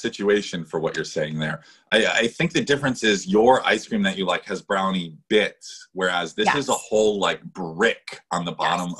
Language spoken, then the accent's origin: English; Connecticut, United States; I grew up in Connecticut, so in Northeast, right?